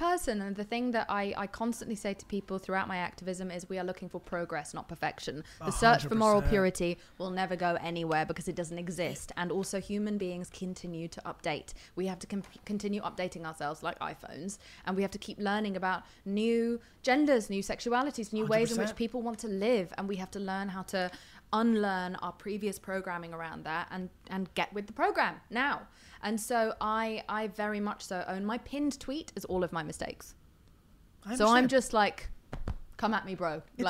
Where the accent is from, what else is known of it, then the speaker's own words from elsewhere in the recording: England, United Kingdom; I'm English though, we are assholes.